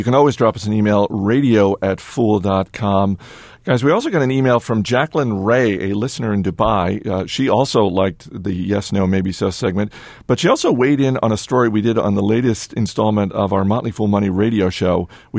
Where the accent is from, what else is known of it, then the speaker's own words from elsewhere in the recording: Canada; Also, I'm Canadian, so I can't help but root for a fellow Canadian.